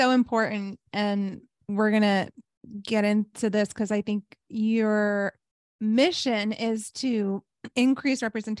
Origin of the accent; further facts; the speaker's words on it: New York, United States; moved away as an adult; now in Chicago, United States; I'm originally from New York